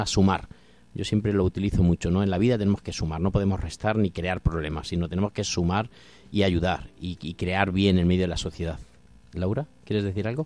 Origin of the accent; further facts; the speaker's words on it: Corral de Almaguer, Castilla-La Mancha, Spain; moved away as an adult; now in Alcuéscar, Spain; desde ese pueblo precioso, Pablo, que tenemos en Castilla-La Mancha, que se llama Corral de Almaguer, de donde yo soy